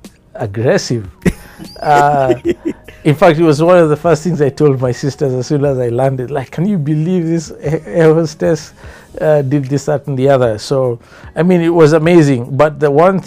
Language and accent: English; Kenya; I was Kenyan. I was home. I have the right to be here. This is my country. My country.